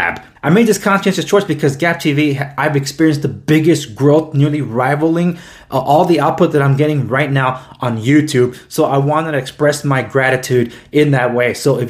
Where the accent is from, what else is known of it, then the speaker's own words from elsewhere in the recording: United States; I was born and raised here in the United States